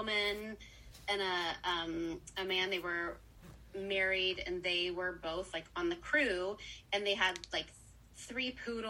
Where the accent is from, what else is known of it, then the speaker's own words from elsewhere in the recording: Pennsylvania, United States; so I'm from Pennsylvania, small town in Pennsylvania, and I grew up doing amusement park shows as my summer job